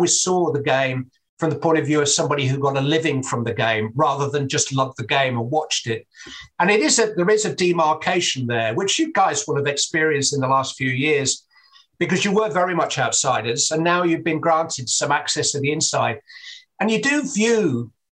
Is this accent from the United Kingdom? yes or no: yes; England, United Kingdom; I'm an Englishman